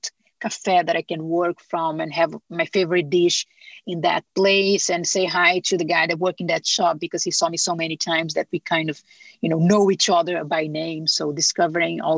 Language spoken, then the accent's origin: English; Brazil; moved away; I'm from Brazil